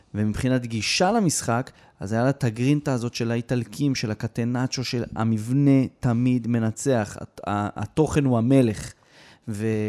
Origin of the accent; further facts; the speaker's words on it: Israel; אנחנו כישראלים